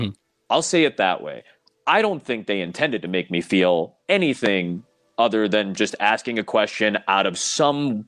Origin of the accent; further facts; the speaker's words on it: Chicago, Illinois, United States; I come from Chicago. It's just more diverse. I grew up in a very diverse suburb